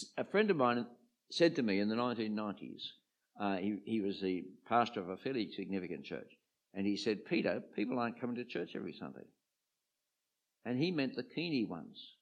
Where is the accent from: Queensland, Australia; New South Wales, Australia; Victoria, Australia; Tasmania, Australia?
New South Wales, Australia; Sydney; I came from the eastern suburbs of uh, Sydney